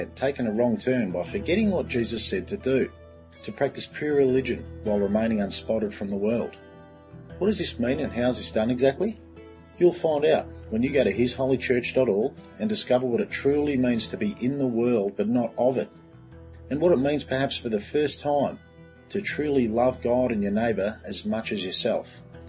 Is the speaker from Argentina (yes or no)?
no; Melbourne, Victoria, Australia; I'm from Melbourne in Australia, and I'm a minister in the church established by Jesus Christ more than 2,000 years ago.